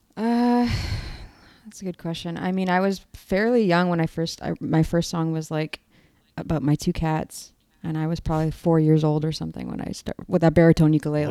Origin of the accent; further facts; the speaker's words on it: Toronto, Ontario, Canada; now in Chicago, United States; I'm from Toronto, Canada